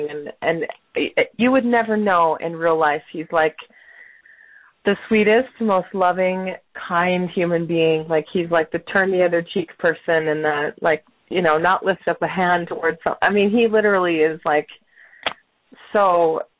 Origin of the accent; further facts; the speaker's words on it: South Dakota, United States; born there; I was born in South Dakota, in the United States.